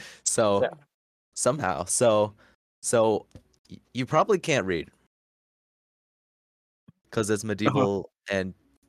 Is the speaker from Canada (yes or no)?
no; Iowa, United States; I'm from Iowa. What can I say? I love Iowa. I love corn.